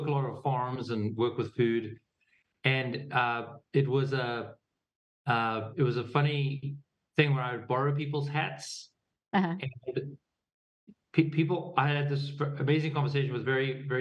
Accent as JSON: {"language": "English", "town": "Pretoria", "region": "Gauteng", "country": "South Africa", "tie": "born or raised there", "also_born_or_lived": "New York / California / Boulder", "moved": "yes", "said": "we grew up in Pretoria"}